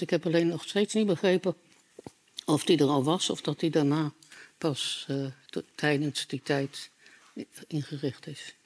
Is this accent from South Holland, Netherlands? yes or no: no; Utrecht, Netherlands; Ik ben in Utrecht opgegroeid.